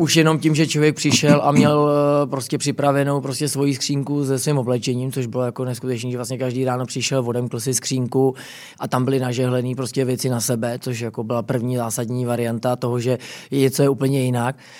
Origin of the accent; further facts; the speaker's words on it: Prague, Czechia; já jsem jako hrdý, že jsem jako, uh, jako Čech a Pražák